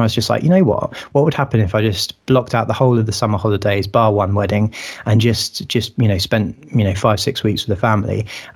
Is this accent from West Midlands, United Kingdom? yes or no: no; Sussex, South East England, United Kingdom; I grew up in Sussex